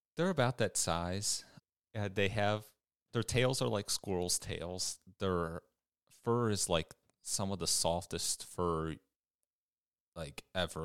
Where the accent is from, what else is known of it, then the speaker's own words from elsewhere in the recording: Richmond, Michigan, United States; also born or lived in Ypsilanti, Michigan; I've lived in Michigan my whole life, uh, first in a small town called Richmond, which was about 45 minutes or so northeast of Detroit. Uh, we moved to Ypsilanti in 2012